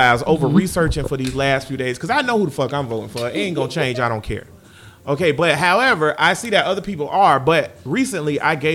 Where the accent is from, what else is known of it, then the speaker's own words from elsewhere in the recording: United States; I'm American. My daughter's American.